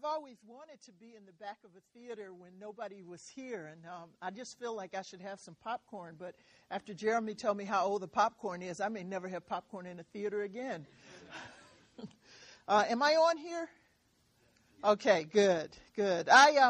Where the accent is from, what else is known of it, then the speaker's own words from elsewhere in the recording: Michigan, United States; I'm actually from Michigan for a while, and I still bleed Spartan green, but I'm up the road a little bit.